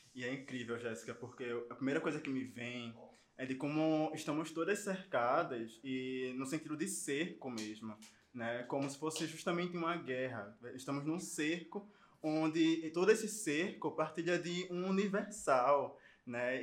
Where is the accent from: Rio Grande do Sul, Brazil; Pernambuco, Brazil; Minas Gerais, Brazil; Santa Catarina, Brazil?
Pernambuco, Brazil; Recife; Eu sou de Pernambuco, sou de Recife